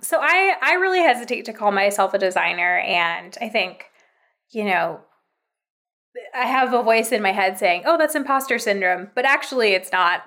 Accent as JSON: {"language": "English", "region": "California", "country": "United States", "moved": "as an adult", "said": "I'm actually from California"}